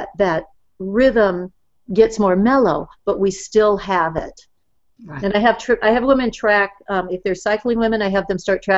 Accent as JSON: {"language": "English", "region": "Southern California", "country": "United States", "tie": "born or raised there", "said": "I grew up in Southern California"}